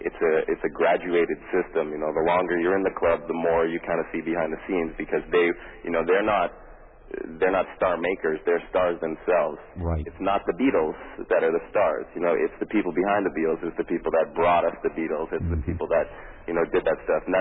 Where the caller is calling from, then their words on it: Los Angeles, California, United States; I'm calling you from Los Angeles right now.